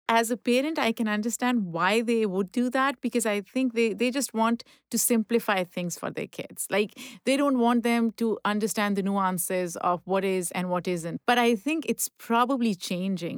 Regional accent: Pakistan; now in United States; I grew up in Pakistan. I was born there

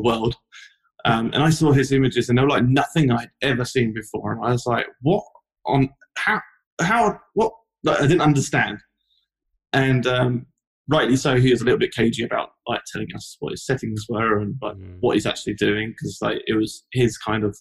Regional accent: London, United Kingdom; moved away as an adult; now in Los Angeles, United States; As you can tell from my accent, I'm not from Los Angeles. I'm originally from London, which is where I used to work

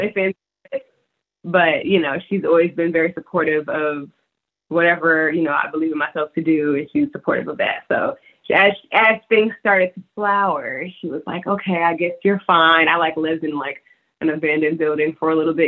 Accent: Decatur, Georgia, United States; moved away as an adult; also born or lived in Lithonia, Georgia; now in Los Angeles, United States; Decatur, Georgia, Lithonia. That was where I was born and raised.

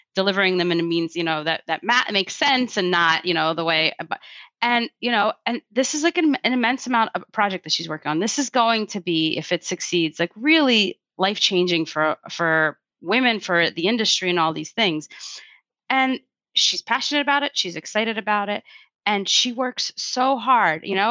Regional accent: Russia; moved away; I'm not from America, actually. I don't know if you knew that, but I was actually born in Russia

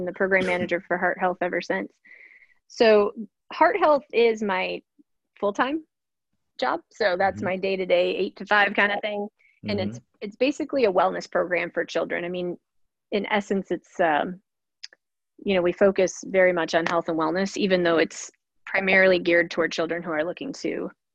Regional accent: Wisconsin, United States; now in Charleston, United States; I grew up in Wisconsin, so the cheese state.

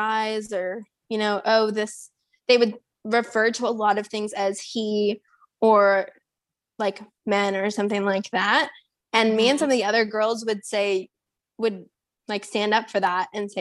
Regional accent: San Antonio, Texas, United States; I'm from San Antonio

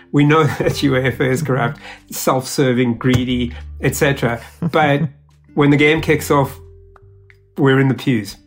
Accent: South Africa; moved away; I am a South African born

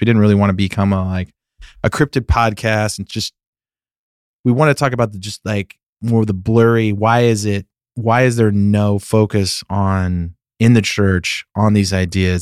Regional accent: Sacramento, California, United States; moved away as an adult; now in Nashville, United States; I grew up in Northern California, the suburbs of, of Sacramento

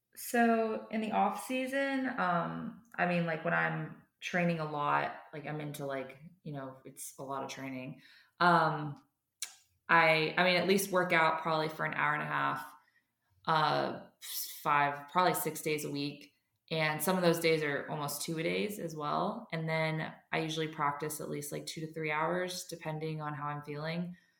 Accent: United States; I'm an American

